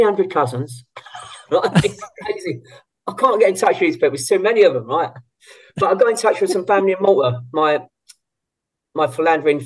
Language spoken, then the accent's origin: English; London, United Kingdom; now in Westcliff-on-Sea, United Kingdom; we're from the East End